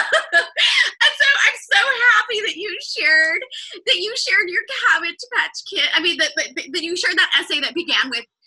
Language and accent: English; California, United States; my home state